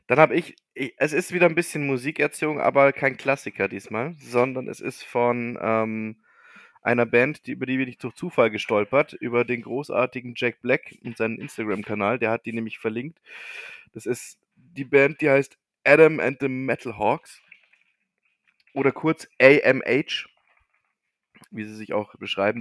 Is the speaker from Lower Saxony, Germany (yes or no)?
no; Bavaria, Germany; bei uns in Bayern